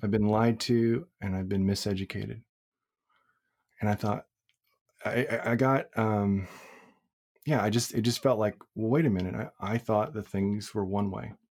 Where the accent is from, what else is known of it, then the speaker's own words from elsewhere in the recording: Crowley, Texas, United States; I grew up in Crowley, which is a non-diverse town in, uh, in, uh, South Fort Worth